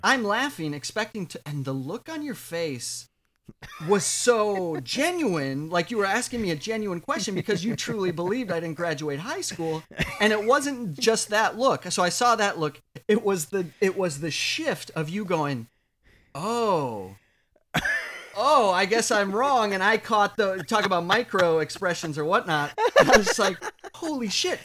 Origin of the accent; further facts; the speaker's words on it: Watertown, South Dakota, United States; moved away as an adult; also born or lived in Minneapolis, Minnesota; now in New York, United States; I'm from South Dakota